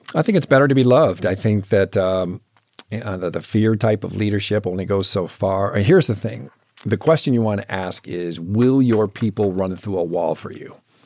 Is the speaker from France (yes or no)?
no; Michigan, United States; moved away; I grew up in Michigan